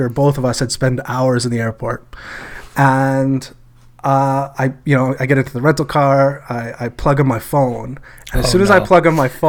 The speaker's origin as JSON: {"language": "English", "country": "Canada", "said": "I'm from Canada"}